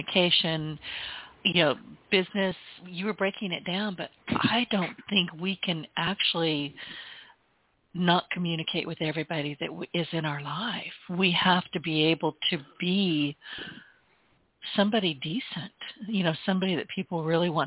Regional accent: Deep South, United States; As a Southerner, we must feed you and give you coffee

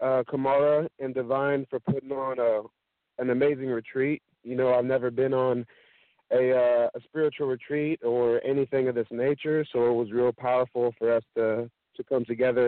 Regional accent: Sacramento, California, United States; I'm from Sacramento, California

